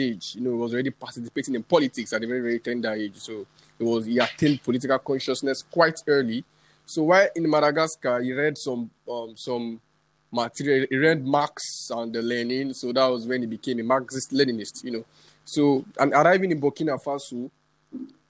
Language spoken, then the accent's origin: English; Nigeria; I'm a Nigerian indigene